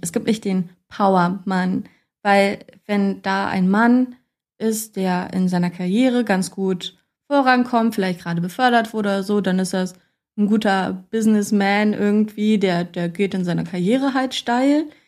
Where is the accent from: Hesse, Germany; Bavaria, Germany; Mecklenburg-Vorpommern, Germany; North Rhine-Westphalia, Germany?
Hesse, Germany; Kassel; ich komme eigentlich aus Kassel